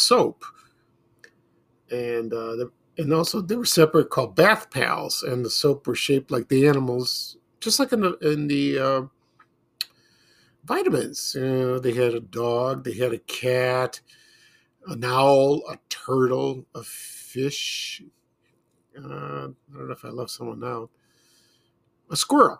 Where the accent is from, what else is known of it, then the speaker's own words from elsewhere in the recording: Chicago, Illinois, United States; when I was growing up in Chicago